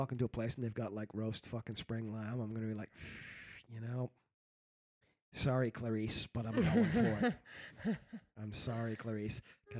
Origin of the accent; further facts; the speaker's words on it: New York City, New York, United States; moved away; also born or lived in Spain; when I grew up in New York City.